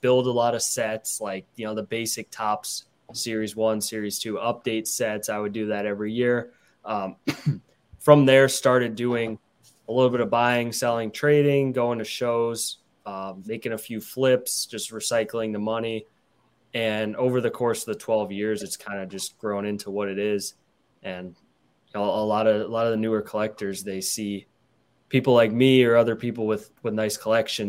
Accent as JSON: {"language": "English", "region": "Midwest", "country": "United States", "said": "I'm from the Midwest."}